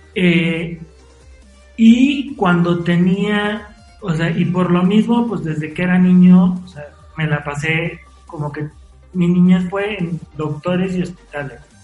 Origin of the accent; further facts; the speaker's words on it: Mexico City, Mexico; also born or lived in Puebla; yo nací en la Ciudad de México